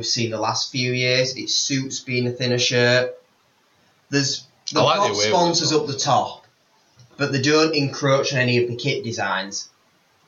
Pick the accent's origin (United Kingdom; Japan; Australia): United Kingdom; Yorkshire and the Humber; I'm from Yorkshire.